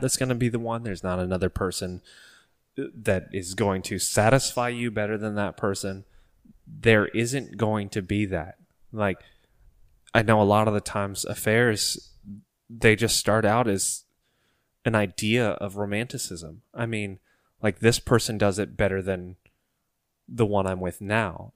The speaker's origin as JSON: {"language": "English", "region": "Ohio", "country": "United States", "tie": "born or raised there", "said": "stuck in Ohio, close to our hometown"}